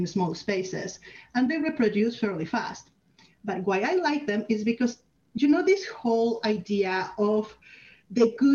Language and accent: English; Mexico; moved away as an adult; now in Canada; I'm from Mexico, where I was lined up to be a doctor, and I did 2 years of med school, then came to Canada